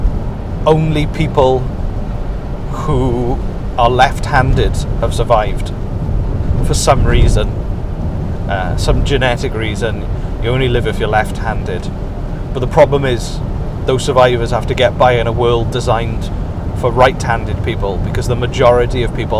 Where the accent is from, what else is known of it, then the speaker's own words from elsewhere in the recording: Welsh, Wales, United Kingdom; I'm Welsh